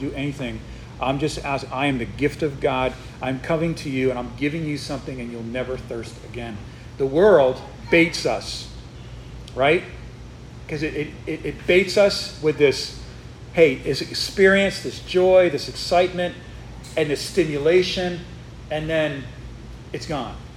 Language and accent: English; Northeast, United States; now in Texas, United States; I'm not from Texas, and so we moved here not, you know, kind of recently, and I'm from the Northeast where nobody says sir